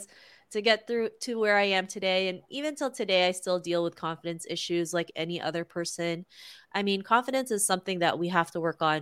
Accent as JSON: {"language": "English", "town": "Toronto", "region": "Ontario", "country": "Canada", "tie": "born or raised there", "said": "growing up in Toronto, Canada"}